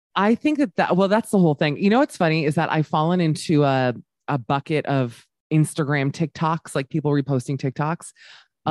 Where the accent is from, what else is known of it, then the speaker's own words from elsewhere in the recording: United States; moved away as an adult; now in Amsterdam, Netherlands; being an American woman here